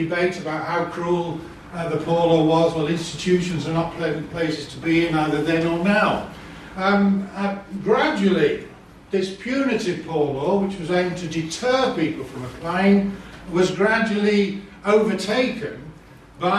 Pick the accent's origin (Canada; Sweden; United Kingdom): United Kingdom; Leeds, Yorkshire and the Humber; I come from Leeds